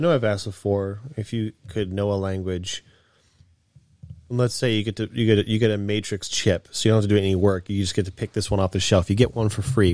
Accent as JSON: {"language": "English", "country": "United States", "said": "I'm American."}